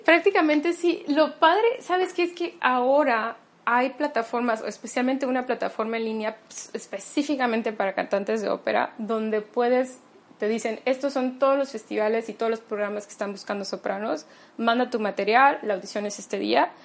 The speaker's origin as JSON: {"language": "Spanish", "country": "Mexico", "said": "soy mexicana"}